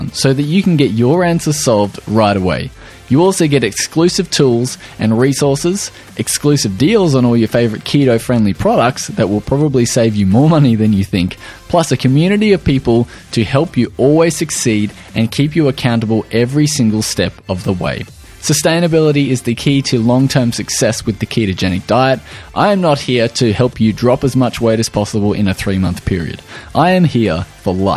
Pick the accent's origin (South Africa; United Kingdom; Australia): Australia; accent: Australian